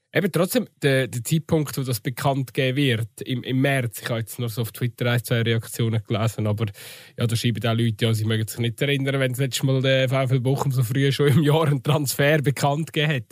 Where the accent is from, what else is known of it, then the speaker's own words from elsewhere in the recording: Switzerland; bei uns in der Schweiz